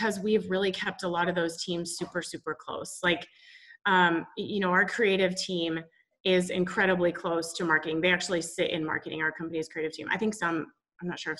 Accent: Boise, Idaho, United States; moved away as an adult; also born or lived in Washington State University, Washington; I was born in Boise, Idaho. So grew up in the Pacific Northwest.

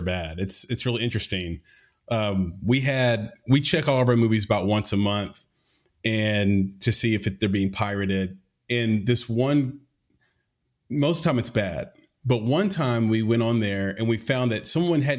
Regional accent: Nashville, Tennessee, United States; I grew up in Nashville

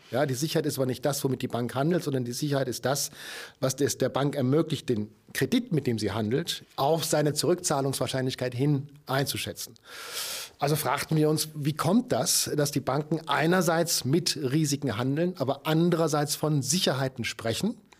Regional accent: Germany; als, als Deutscher

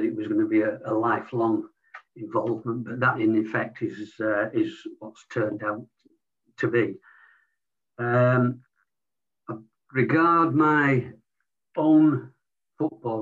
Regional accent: Leeds, Yorkshire and the Humber, United Kingdom; born in Leeds to a predominantly non-sporting family

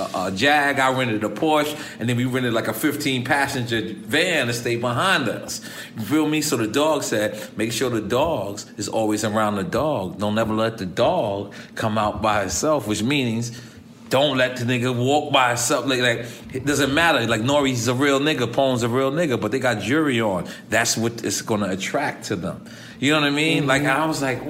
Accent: New York City, New York, United States; I'm from New York

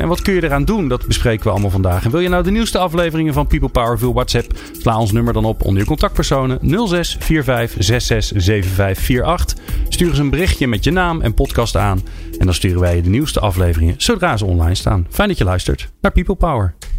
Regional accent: Netherlands; we Nederlanders

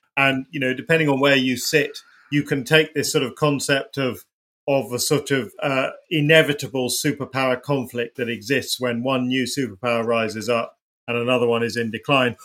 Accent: United Kingdom; as a British person, you can go anywhere in the world

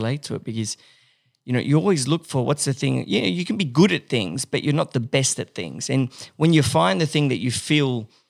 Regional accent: Paris, Île-de-France, France; I grew up in Paris.

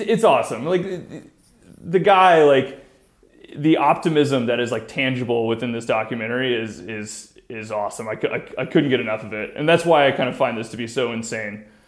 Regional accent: South Texas, United States; I'm from South Texas

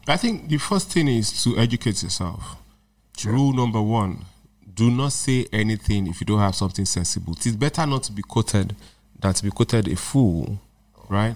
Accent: Nigeria; I'm not just speaking as a Nigerian

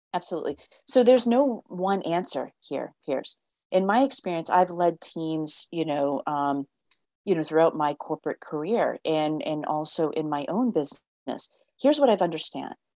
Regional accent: United States; I grew up in the States where it's like you had to fit this norm.

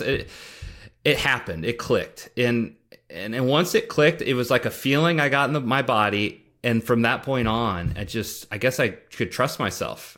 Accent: Nebraska, United States; I grew up in Nebraska

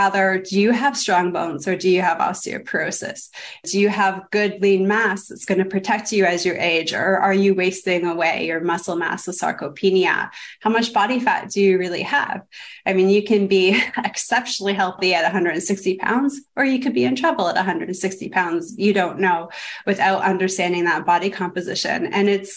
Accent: Toronto, Ontario, Canada; moved away as an adult; now in United States; I come from Canada, Toronto

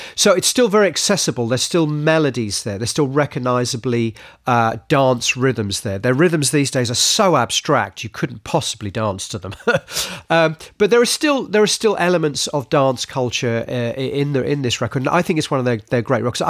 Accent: United Kingdom; as British people

